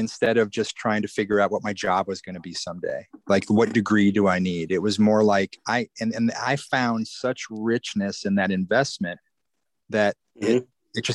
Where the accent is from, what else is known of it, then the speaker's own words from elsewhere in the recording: Iowa, United States; I didn't grow up in LA. I grew up in Iowa